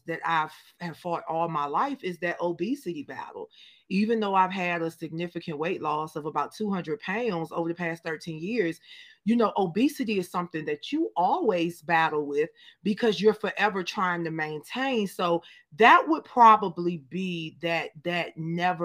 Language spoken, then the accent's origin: English; Danville, Virginia, United States; moved away as an adult; also born or lived in Richmond, Virginia; growing up in, shout out to my hometown, Danville, Virginia, I thank God that I was born and raised in the last capital of the Confederacy